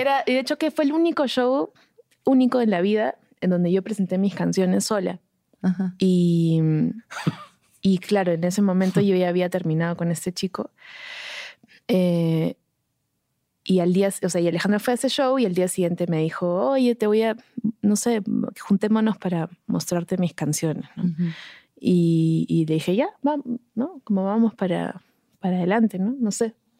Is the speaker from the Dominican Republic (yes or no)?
no; Arequipa, Peru; moved away as an adult; also born or lived in Lima, Peru / Tacna, Peru; now in Mexico; nos mudamos a Arequipa, que es otra ciudad del sur. Y estuve en Arequipa hasta los 17 años.